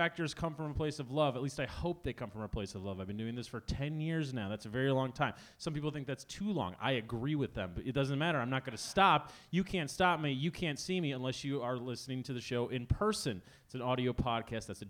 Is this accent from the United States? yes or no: yes; Chicago, Illinois, United States; We're both from Chicago.